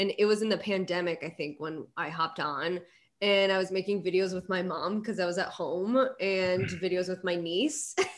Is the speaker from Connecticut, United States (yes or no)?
yes; Connecticut, United States; Yeah. I'm from Connecticut.